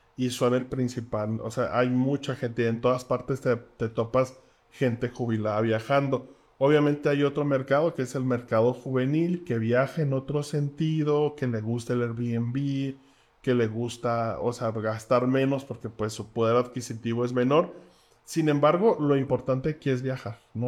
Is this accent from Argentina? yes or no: no; Mexico; nosotros como mexicanos